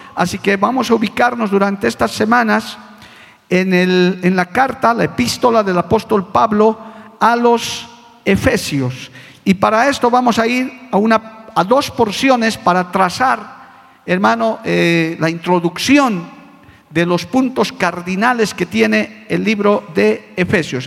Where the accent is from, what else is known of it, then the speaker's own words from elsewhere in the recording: La Paz, Bolivia; Como decían en mi tierra paseña